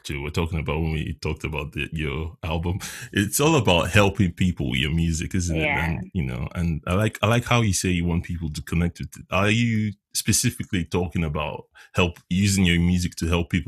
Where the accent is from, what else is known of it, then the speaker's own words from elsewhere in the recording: Nigeria; now in Leicester, United Kingdom; originally from Nigeria